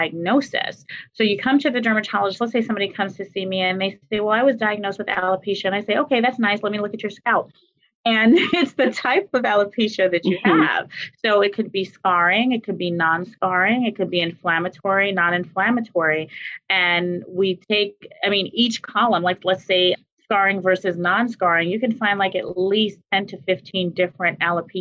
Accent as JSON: {"language": "English", "town": "New York City", "region": "New York", "country": "United States", "also_born_or_lived": "Haiti (heritage)", "moved": "as an adult", "lives_now": "Washington, D.C. metro area, United States", "said": "I'm originally from New York City and came out here to the DMV, DC, Maryland, Virginia area to attend Howard University"}